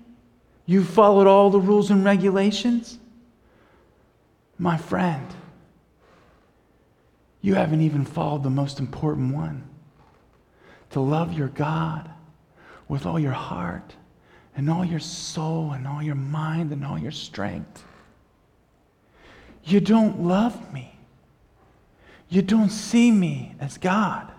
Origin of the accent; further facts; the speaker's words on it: United States; We're from the United States, and we're you know, missionaries